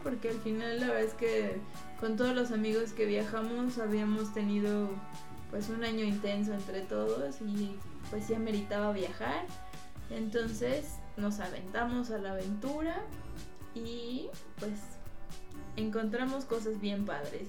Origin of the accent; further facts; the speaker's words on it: Mexico City, Mexico; llegamos pues como buenos chilangos